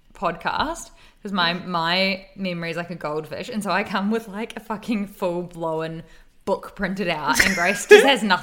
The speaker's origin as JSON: {"language": "English", "country": "New Zealand", "tie": "born or raised there", "moved": "yes", "lives_now": "New South Wales, Australia", "said": "I'm from New Zealand"}